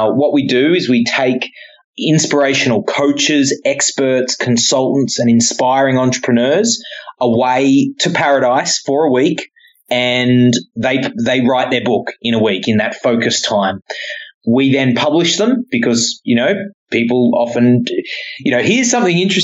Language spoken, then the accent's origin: English; Papua New Guinea; I was born in Papua New Guinea